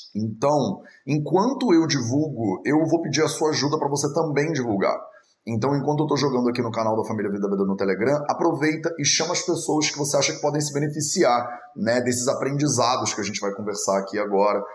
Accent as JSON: {"language": "Portuguese", "region": "Rio de Janeiro", "country": "Brazil", "tie": "born or raised there", "accent": "carioca", "moved": "yes", "lives_now": "Portugal", "said": "numa sociedade como a nossa, né, a brasileira, onde eu fui criado no Rio de Janeiro"}